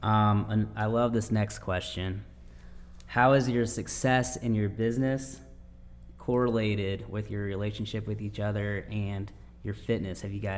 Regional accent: Michigan, United States; now in Upstate South Carolina, United States; I'm originally from Michigan.

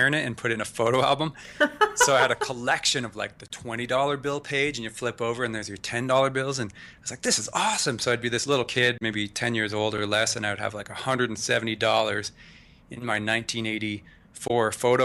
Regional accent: Canada; moved away as an adult; now in United States; I was born in Canada, moved to the U.S. at 24.

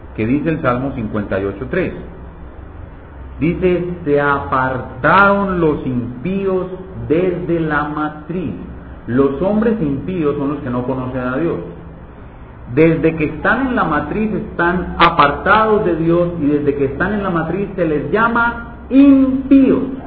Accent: Medellín, Antioquia, Colombia; moved away; allá en Medellín, en mi tierra

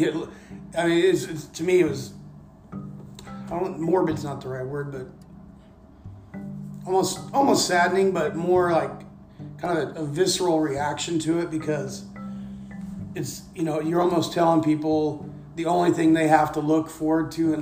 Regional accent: the Bible Belt, United States; also born or lived in Liberia; I come from the Bible Belt and I've heard it all my life

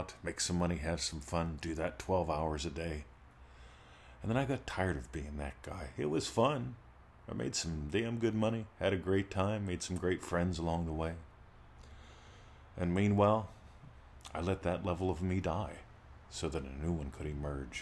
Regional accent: United States; now in Australia; I love that I got to grow up in America

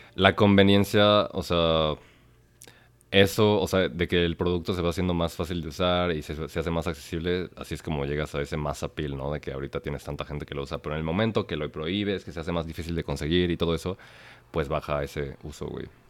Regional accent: Mexico; siendo mexicano

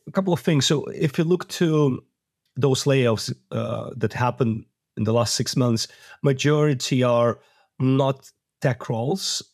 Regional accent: Moldova; I was born in Moldova

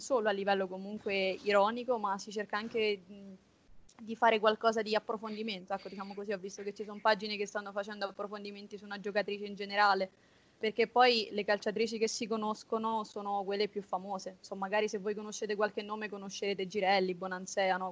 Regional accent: Abruzzo, Italy; also born or lived in Rome; studio a Roma pur essendo abruzzese

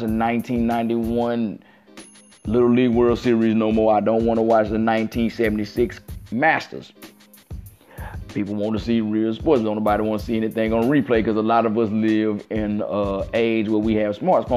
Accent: Mississippi Gulf Coast, United States; I'm from the Mississippi Gulf Coast

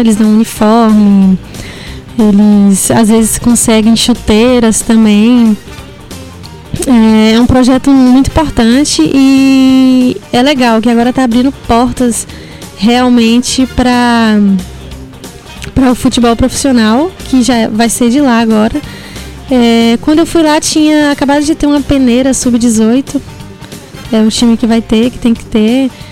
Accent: Ipiaú, Bahia, Brazil; Eu que sou de Piauí

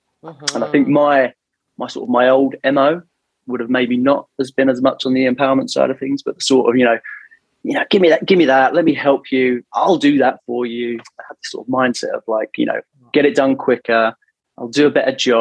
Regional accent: London, United Kingdom; moved away as an adult; now in Toronto, Canada; Born and bred in London.

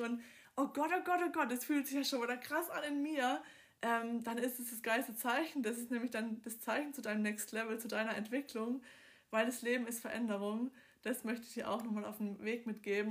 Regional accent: Southern Germany, Germany; ich komme aus dem Süden von Deutschland, aus dem Partnerländler

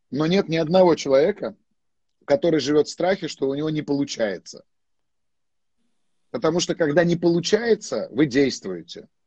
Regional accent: Armenia; Ну, естественно, я армянин, куда же мне деваться?

